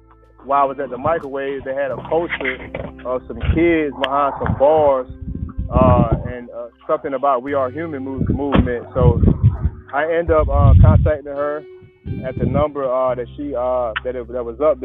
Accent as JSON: {"language": "English", "town": "Raleigh", "region": "North Carolina", "country": "United States", "lives_now": "Winston-Salem, United States", "said": "I'm from Raleigh, North Carolina"}